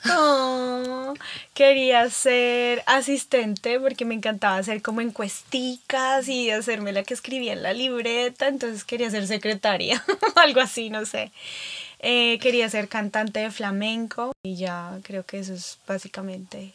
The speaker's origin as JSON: {"language": "Spanish", "region": "Bogotá", "country": "Colombia", "moved": "yes", "lives_now": "California, United States", "said": "soy de Bogotá, Colombia, donde Estamos a 2.600 metros más cerca de las estrellas"}